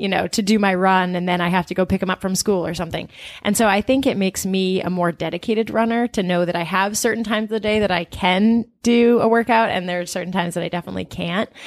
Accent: Portland, Maine, United States; also born or lived in Brooklyn; now in Boston, United States; I'm originally from Portland, Maine.

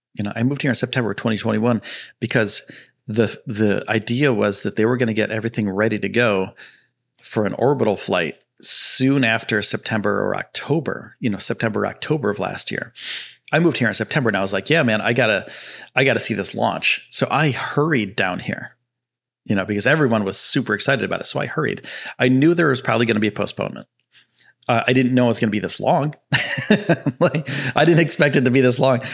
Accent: Northeast, United States; now in Texas, United States; I'm from the Northeast.

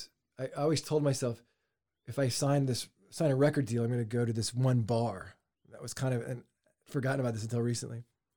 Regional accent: Dallas, Texas, United States; moved away as an adult; also born or lived in Waco / Nashville / Los Angeles; I grew up in Dallas

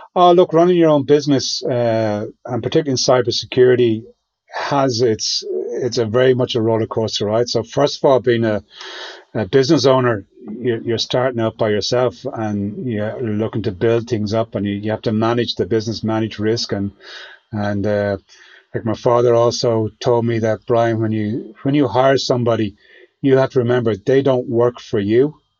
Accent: Ireland; being Irish

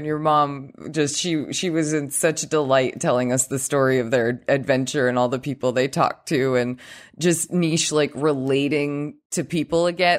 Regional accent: Vermont, United States; I'm not from here. I'm from Vermont.

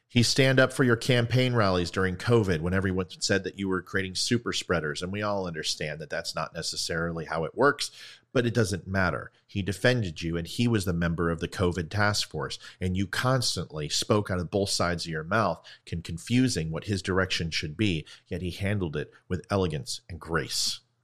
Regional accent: United States; I'm here to use my voice as American

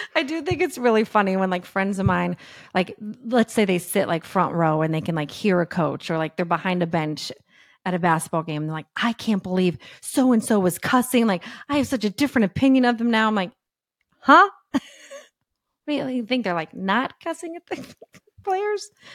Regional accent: Texas, United States; moved away as an adult; also born or lived in San Diego / Thousand Oaks / Los Angeles; I'm from Texas

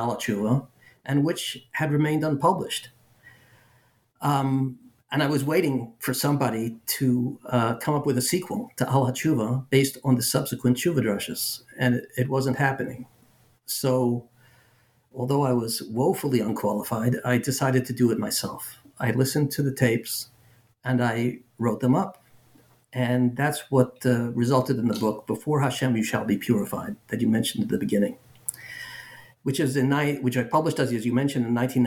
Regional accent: Philadelphia, Pennsylvania, United States; I grew up in Philadelphia

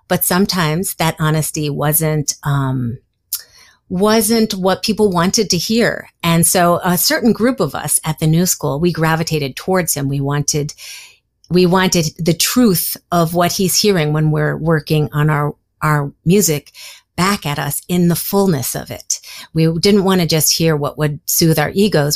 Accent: New York City, New York, United States; I grew up in Greenwich Village

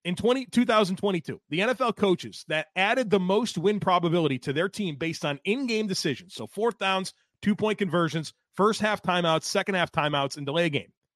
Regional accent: Buffalo, New York, United States; now in North Carolina, United States; I was born in Buffalo, New York. I grew up a Sabres fan.

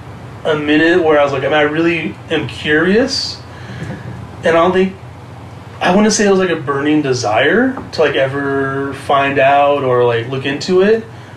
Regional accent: Huntington Beach, California, United States; For the most part, it was fine, to be honest. There was obviously some like incidents, I guess, like that you run into, but it was also just mainly being at like punk shows in Orange County, to be honest.

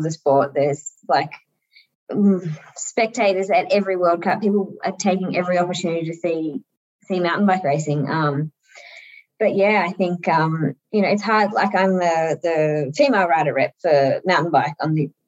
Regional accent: Australia; as an Aussie

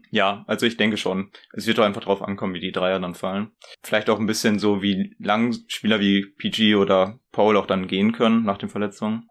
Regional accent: Ibbenbüren, North Rhine-Westphalia, Germany; ich komme aus Ippenbüren.

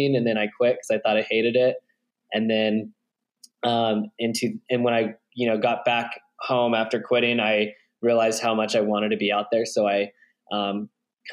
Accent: Redding, California, United States; now in Bend, United States; I'm originally from Northern California, a really crappy town called Redding

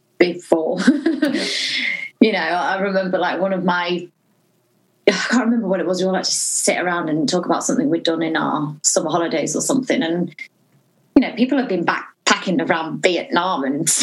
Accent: Norwich, East of England, United Kingdom; I'm from Norwich

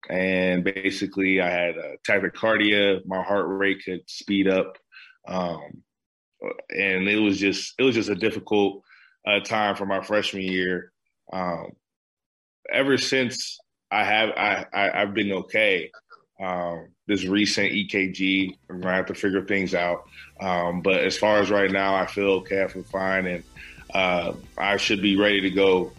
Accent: Columbus, Ohio, United States; Growing up in Columbus, Ohio, I was obviously a Buckeye fan.

